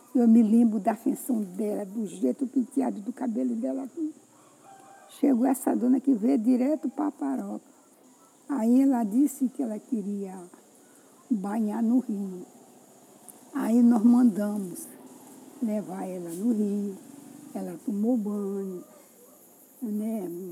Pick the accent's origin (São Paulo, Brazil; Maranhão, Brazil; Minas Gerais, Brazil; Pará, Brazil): Maranhão, Brazil; Quilombo do Frechal, Baixada Maranhense; eu sou filha daqui do Quilombo